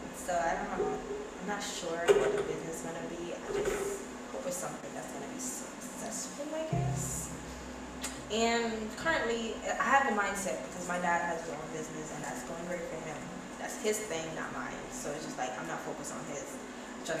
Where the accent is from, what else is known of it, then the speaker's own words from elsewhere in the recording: Jamaica; also born or lived in Bronx, New York; now in New York, United States; I'm originally from Jamaica